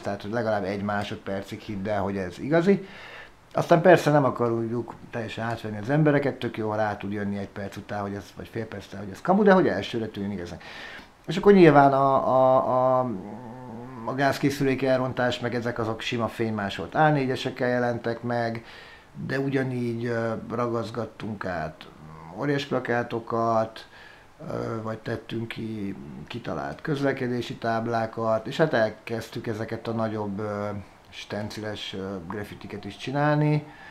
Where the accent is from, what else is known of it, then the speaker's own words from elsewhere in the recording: Budapest, Hungary; also born or lived in Szeged, Hungary; én budapesti vagyok, csak lementem egyetemre, ott Tíz éves szerencsétlenkedtem Szegeden